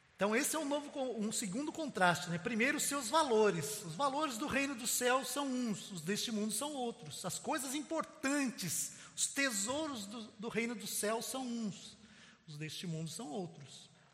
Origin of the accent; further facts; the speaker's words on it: Brazil; Este é o meu Brasil. Eu posso dizer, porque eu nasci aqui, eu sou brasileiro